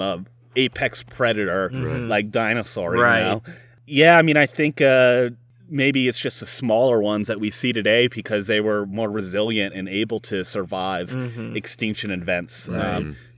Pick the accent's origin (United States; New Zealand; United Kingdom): United States; Yorktown, Virginia; we're from Yorktown here.